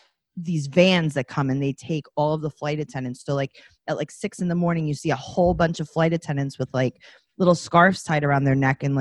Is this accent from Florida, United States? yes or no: no; New York City, New York, United States; also born or lived in Kew Gardens, Queens; So I live in Kew Gardens currently. I grew up in Forest Hills, which is one town over.